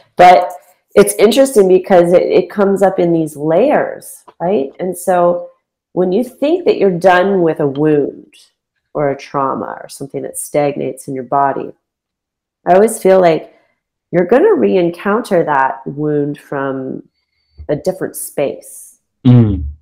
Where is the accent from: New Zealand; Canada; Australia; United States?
Canada; London, Ontario; moved away as an adult; moving back to my hometown, I I, I left London, Ontario when I was twenty seven